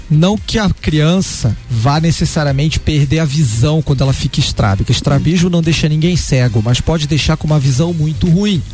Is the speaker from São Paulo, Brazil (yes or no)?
no; Curitiba, Paraná, Brazil; also born or lived in Rio de Janeiro, Brazil; Eu saí do Rio de Janeiro na infância, quando eu tinha 9 anos de idade, fui uhum. para Curitiba